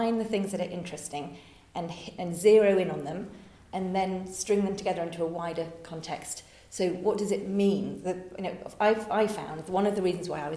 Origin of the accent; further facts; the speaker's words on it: Oxford, South East England, United Kingdom; moved away as an adult; also born or lived in Japan / Hong Kong; now in France; I was born in Oxford